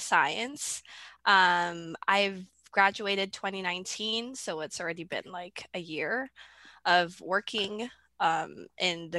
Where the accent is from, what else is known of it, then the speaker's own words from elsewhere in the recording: Philippines; now in Canada; I grew up in the Philippines.